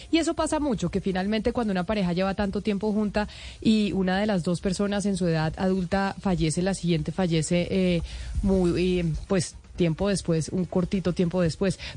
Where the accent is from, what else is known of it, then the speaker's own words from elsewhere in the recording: Medellín, Antioquia, Colombia; Hoy sí le digo a usted como paisa, como medellinense, que qué envidia tener esa plaza